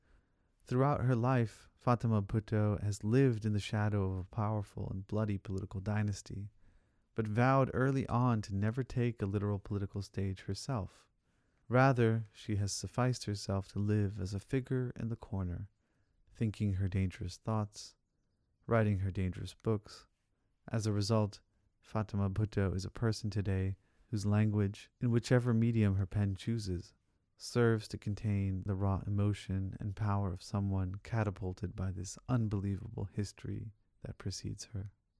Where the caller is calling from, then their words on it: Berkeley, California, United States; You know, I'm calling from Berkeley, California.